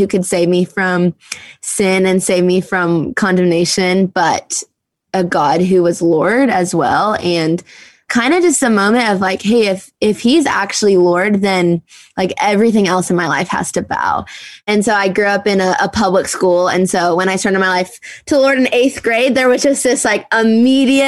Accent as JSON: {"language": "English", "region": "Minnesota", "country": "United States", "tie": "born or raised there", "said": "I grew up in Minnesota, so right outside the Twin Cities"}